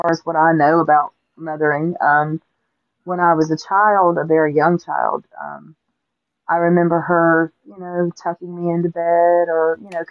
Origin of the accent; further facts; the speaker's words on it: Augusta, Georgia, United States; I grew up in Augusta, Georgia. I was born and raised there